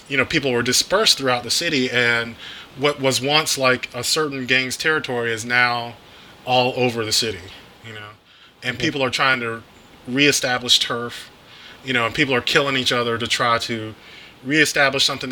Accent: Chicago, Illinois, United States; in Chicago, this is my hometown

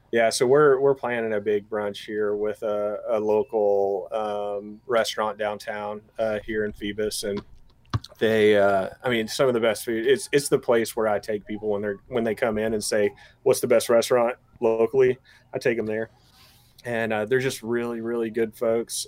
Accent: East Tennessee, United States; I'm from East Tennessee

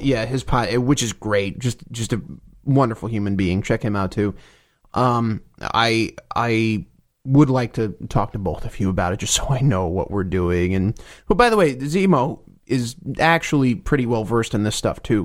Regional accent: New Jersey, United States; I'm from New Jersey

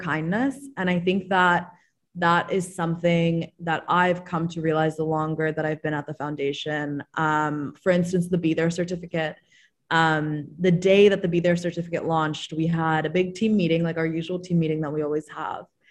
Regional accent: Maryland, United States; I'm from Maryland

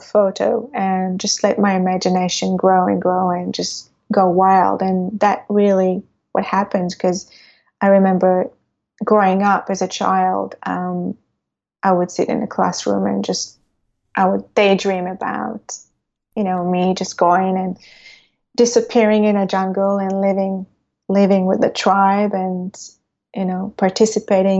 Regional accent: Israel; growing up in Israel at that time

